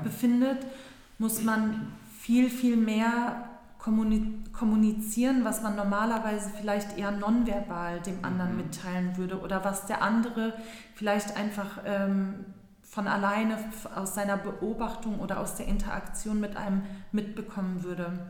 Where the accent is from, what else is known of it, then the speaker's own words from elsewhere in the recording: Berlin, Germany; also born or lived in Istanbul, Turkey; Bin ja auch gebürtige Berlinerin